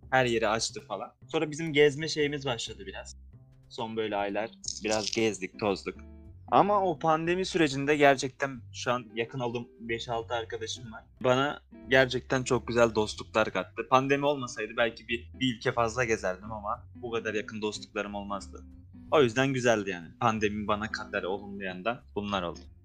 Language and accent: Turkish; Tarsus, Mersin, Turkey; ben şimdi Tarsus'un bir köyünde Mersin'in Tarsus'un bir köyünde doğdum. Şimdi oradan lise lise hayatım. Orada zaten köyde ne yaşayabilirsin? Liseye geçtim. Lisede de merkeze gidip geliyordum Tarsus'un merkezine